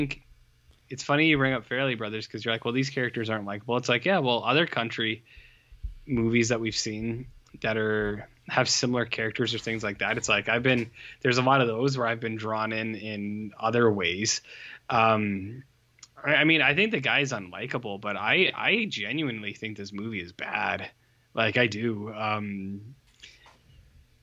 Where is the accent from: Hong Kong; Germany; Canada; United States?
Canada; We are from Canada